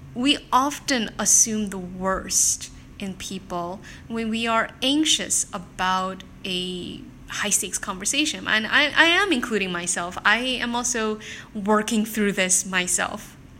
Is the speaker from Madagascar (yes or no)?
no; South Korea; moved away; also born or lived in Japan; I'm not originally from Singapore, I'm actually from South Korea